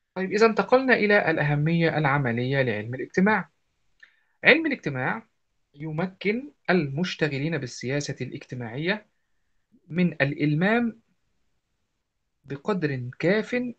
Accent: Egypt; عندنا في مصر

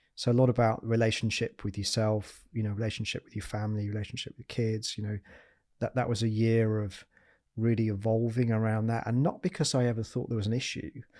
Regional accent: Yorkshire and the Humber, United Kingdom; I'm a Yorkshireman

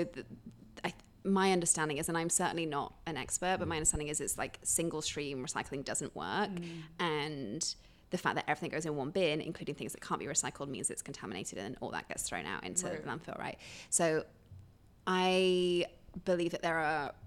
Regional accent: United Kingdom; moved away as an adult; now in Chicago, United States; being British

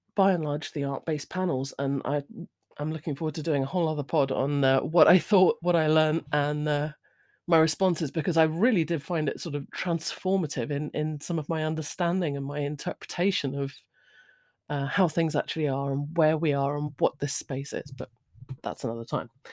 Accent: United Kingdom; I'm British. I'm of a certain age.

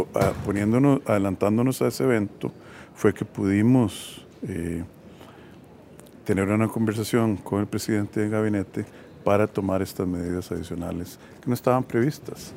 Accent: Costa Rica; como costarricenses

